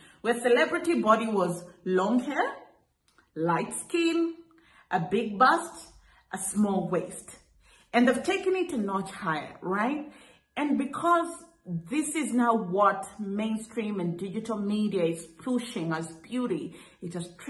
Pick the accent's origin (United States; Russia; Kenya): Kenya; You know, as an East African, particularly as a Kenyan, I've always known either you're running a business or you're working.